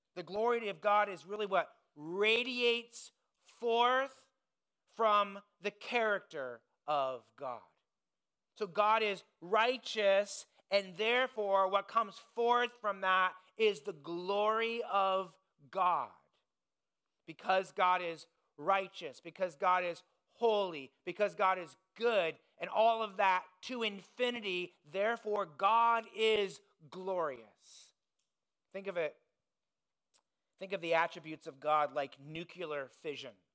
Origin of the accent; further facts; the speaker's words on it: Indiana, United States; moved away; I grew up in Indiana, it's the basketball state.